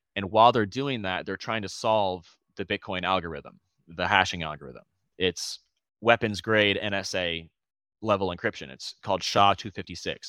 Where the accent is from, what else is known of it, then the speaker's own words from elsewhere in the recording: Florida, United States; also born or lived in Boston; I moved back home. I'm from Florida. I was in Boston. I moved back home last year